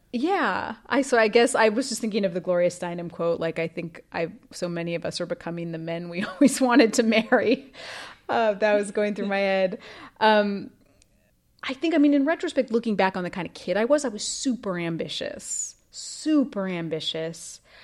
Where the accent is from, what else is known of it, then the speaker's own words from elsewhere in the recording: Idaho, United States; I grew up in Idaho, which is a very traditional place